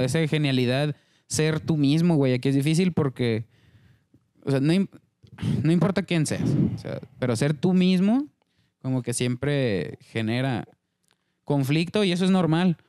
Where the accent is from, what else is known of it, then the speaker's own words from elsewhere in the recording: Mexico; cómo somos como mexicanos